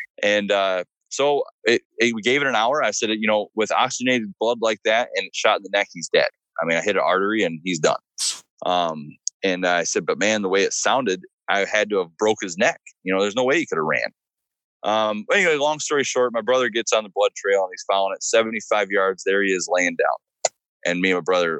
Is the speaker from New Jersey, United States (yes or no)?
no; Michigan, United States; now in Virginia, United States; Michigan's technically my home state